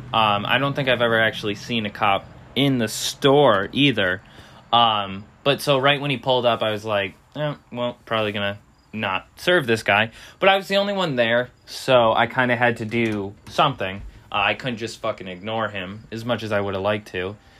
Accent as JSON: {"language": "English", "country": "United States", "said": "we as American citizens"}